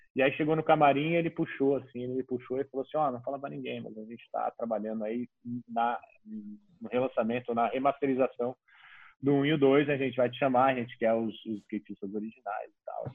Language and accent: Portuguese; Brazil; para o brasileiro